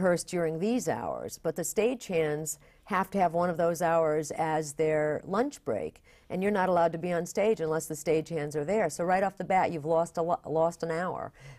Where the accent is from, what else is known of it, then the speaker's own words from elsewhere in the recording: Bath, New York, United States; I grew up in upstate New York, Bath, New York.